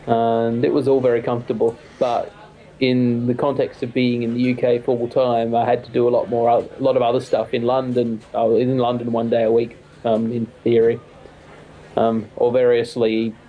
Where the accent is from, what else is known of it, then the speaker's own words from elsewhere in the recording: Australia; moved away as an adult; now in United Kingdom; As an Australian coming here for the first time